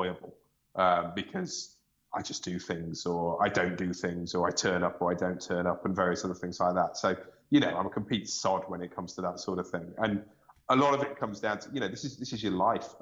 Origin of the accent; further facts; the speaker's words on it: United Kingdom; I'm British